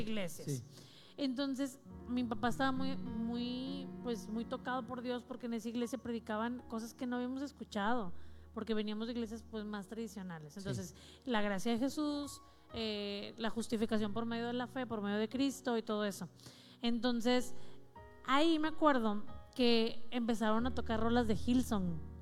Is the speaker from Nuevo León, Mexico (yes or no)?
no; Ciudad Victoria, Tamaulipas, Mexico; moved away as an adult; now in Monterrey, Mexico; A los 18 años me fui, me vine a Monterrey porque soy, de Ciudad Victoria